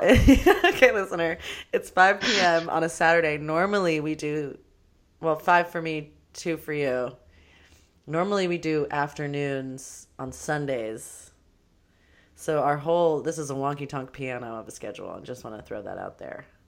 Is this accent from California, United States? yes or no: yes; Los Angeles, California, United States; all up in my neighborhood that I grew up